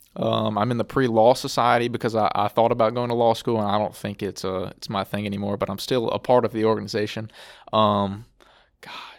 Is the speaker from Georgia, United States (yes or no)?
no; Alexandria, Louisiana, United States; I'm from, uh, Alexandria, Louisiana, just a little bit south of here